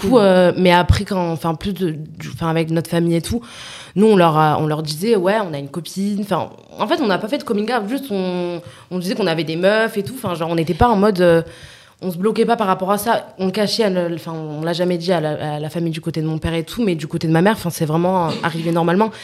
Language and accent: French; southern France, France; moved away as an adult; also born or lived in Nîmes / Montpellier; qu'on soit parti du sud